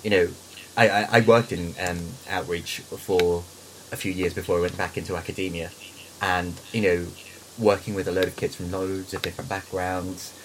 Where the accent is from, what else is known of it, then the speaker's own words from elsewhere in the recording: Philippines; moved away; I am Filipino.